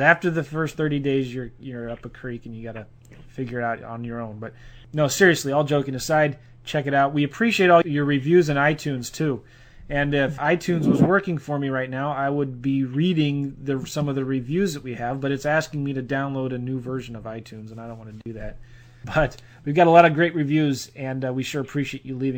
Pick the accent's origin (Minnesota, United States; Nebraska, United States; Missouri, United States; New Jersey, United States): Missouri, United States; St. Louis; We're both from St. Louis. We both live here